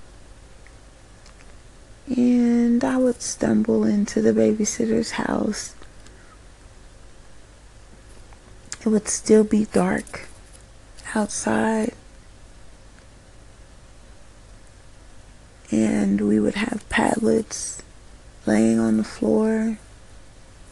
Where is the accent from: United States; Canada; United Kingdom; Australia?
United States; I was so lucky to be an American.